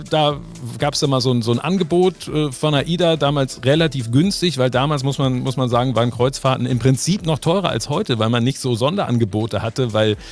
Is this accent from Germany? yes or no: yes; Wolfenbüttel, Lower Saxony, Germany; guck mal, da komme ich her, aus Wolfenbüttel.